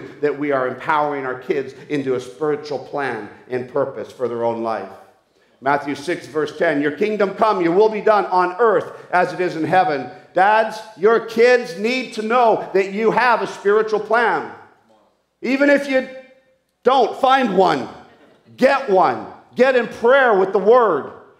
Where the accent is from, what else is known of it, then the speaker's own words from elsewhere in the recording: Peru; The amount of toys I grew up with in South America, in the Amazon jungles as a missionary kid